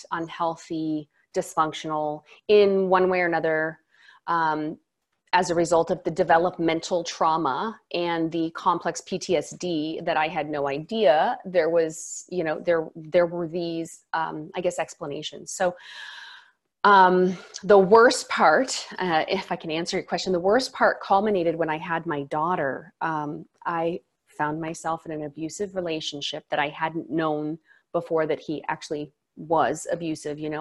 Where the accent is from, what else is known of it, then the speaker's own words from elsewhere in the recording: Maui, Hawaii, United States; now in Seattle, United States; I'm from Maui, but I'm Seattle based